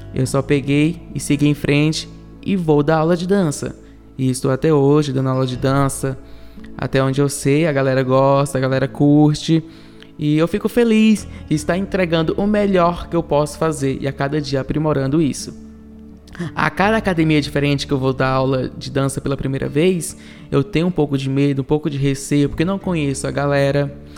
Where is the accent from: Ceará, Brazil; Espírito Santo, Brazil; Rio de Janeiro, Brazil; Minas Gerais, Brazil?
Ceará, Brazil; moved away as an adult; now in São Paulo, Brazil; eu vim do Ceará, eu sou do Ceará, estou em São Paulo há 4 anos e 4 meses